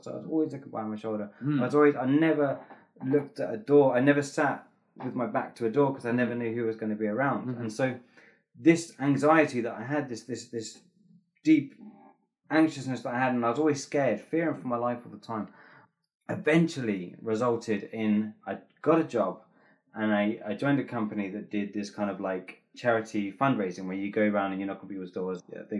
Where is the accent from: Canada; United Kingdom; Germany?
United Kingdom; England; There's one thing I've learned about being English is that they don't like positive people in public.